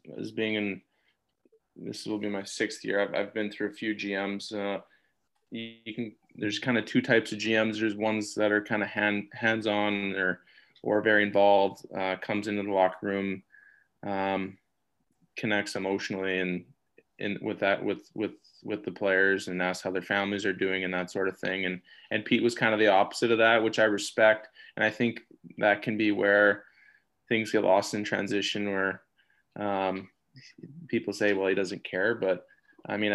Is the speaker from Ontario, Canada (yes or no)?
no; Edmonton, Alberta, Canada; it's like my hometown, my family's there